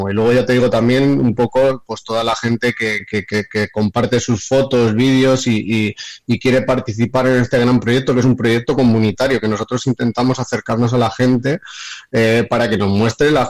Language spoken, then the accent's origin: Spanish; Guijosa, Castile and León, Spain; he estado en las fiestas de mi pueblo, que no quiero dejar de mentar lo que es Guijosa y el otro Quintanilla de Niño Pedro